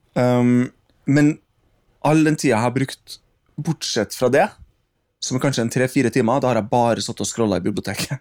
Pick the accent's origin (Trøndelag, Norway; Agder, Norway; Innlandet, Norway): Trøndelag, Norway; Trondheim; Der hvor jeg vokste opp, på Saupstad